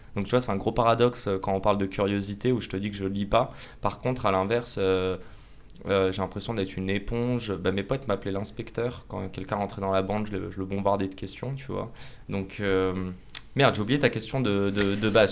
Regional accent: Paris, Île-de-France, France; also born or lived in Canada / Nice; on est près de la Tour Eiffel, dans les locaux de Salesforce. Et moi en fait j'ai grandi juste à côté

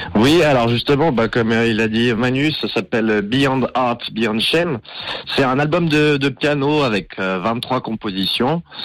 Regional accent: Valais, Switzerland; je viens du, je viens du Valais. Ok. Côté de Ventone

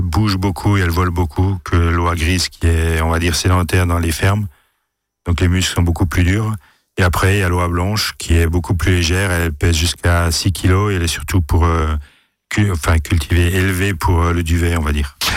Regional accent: Alsace, Grand Est, France; chez nous, en Alsace

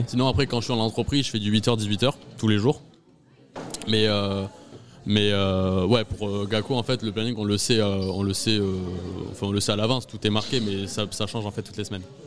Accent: Agen, Nouvelle-Aquitaine, France; j'habite euh, encore chez mes parents, je suis d'Agen

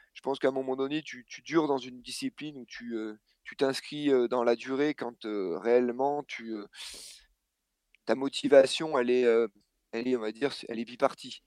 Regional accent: Clermont-Ferrand, Auvergne-Rhône-Alpes, France; on a grandi en fait à Clermont-Ferrand, un petit peu à côté

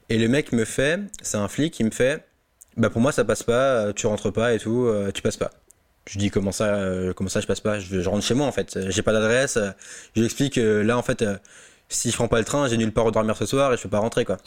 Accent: Alsace, Grand Est, France; now in Drancy, France; je suis chez moi, en Alsace, posé chez mes parents

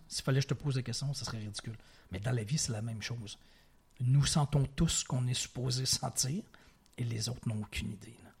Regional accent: Quebec City, Quebec, Canada; also born or lived in Provence / Ontario / Montreal; j'ai évolué la grande majorité, euh, partie de ma vie à Québec, dans la ville de Québec, au Québec, mais j'ai habité, je, retourne très loin dans mon enfance, mais de 2 à 4 ans en Provence. Mm-hmm. Et à l'âge de 13 ans environ, j'habitais en Ontario

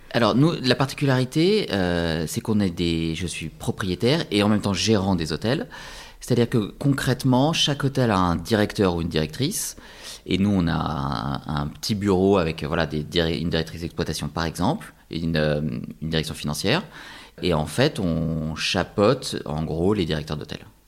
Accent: France; c'est chez nous, en France

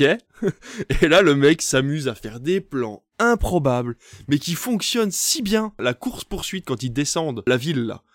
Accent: Belgium; je viens de Belgique, donc Tintin c'est euh, voilà, c'est c'est presque t'en bouffe au petit déjeuner dès les premières années

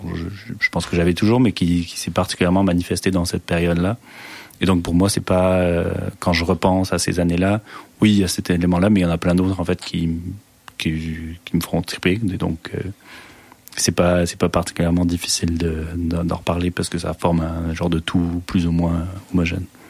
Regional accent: France; moved away; je suis français ou il m'insulte parce que je suis français

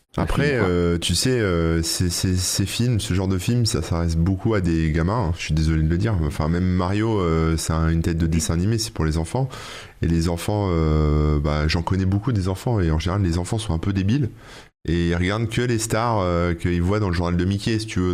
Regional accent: France; nous en tant que Français

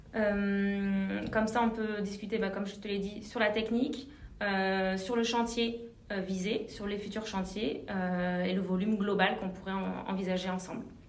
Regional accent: Clermont-Ferrand, Auvergne-Rhône-Alpes, France; moved away as an adult; also born or lived in Bordeaux; j'ai grandi à Clermont-Ferrand en Auvergne

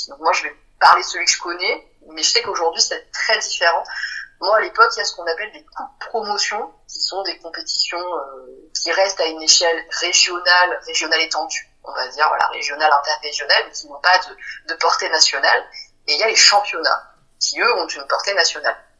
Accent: Pertuis, Provence-Alpes-Côte d'Azur, France; now in Marseille, France; quand j'étais petite, j'habitais pas à Marseille, mais j'habitais dans le coin, hein, à Pertuis, une petite ville à côté d'Aix-en-Provence

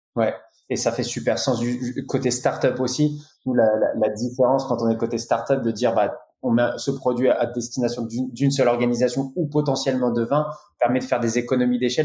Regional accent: France; on est français

